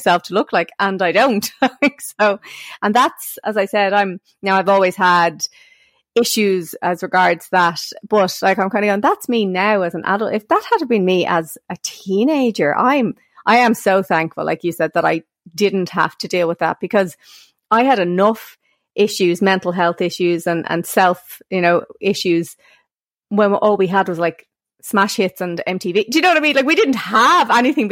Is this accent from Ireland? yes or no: yes; Ireland; as Irish women